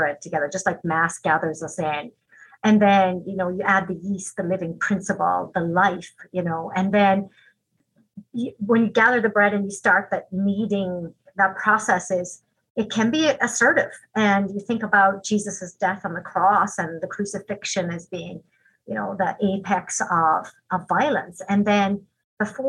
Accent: Ireland; now in Green Bay, United States; When I was growing up in Ireland, we were all taught a little song.

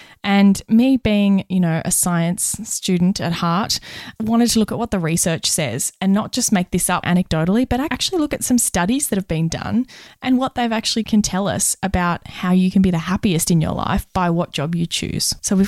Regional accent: Australia; accent: Australian; My Australian accent.

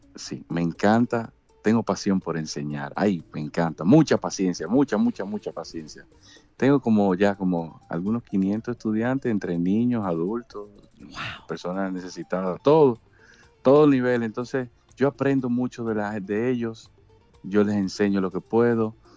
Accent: Dominican Republic; somos dominicanos

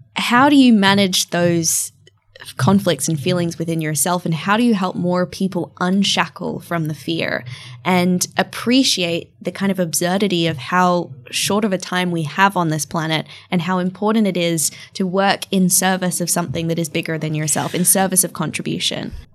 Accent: far north Queensland, Australia; also born or lived in Bali, Indonesia; now in London, United Kingdom; growing up in a tiny town of six thousand people in far north Queensland in Australia

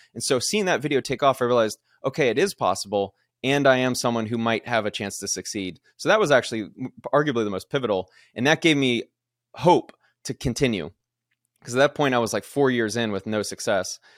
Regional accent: Kennesaw, Georgia, United States; moved away as an adult; also born or lived in Alabama / Florida / Houston, Texas / Oakland, California; I grew up in Kennesaw, Georgia, nice suburb of Atlanta

